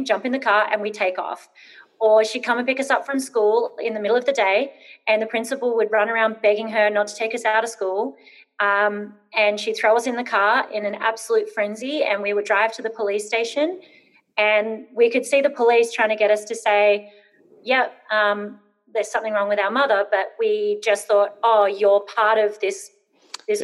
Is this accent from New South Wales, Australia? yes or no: no; Brisbane, Queensland, Australia; I grew up in Brisbane, moved around a lot. I probably moved 16 times before I turned 12.